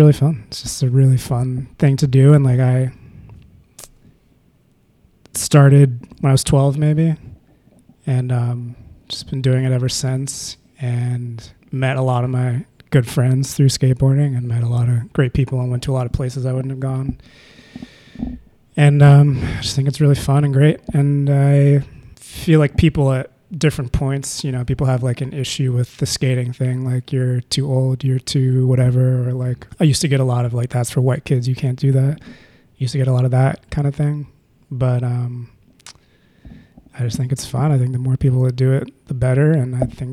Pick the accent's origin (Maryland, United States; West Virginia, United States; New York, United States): Maryland, United States; moved away as an adult; now in Philadelphia, United States; coming to Philly, because I'm from Maryland